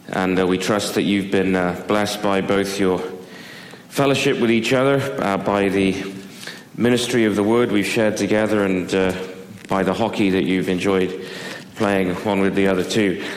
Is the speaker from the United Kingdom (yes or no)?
yes; Devizes, South West England, United Kingdom; moved away; When I was growing up in England, we lived in a little uh, market town just outside of Bath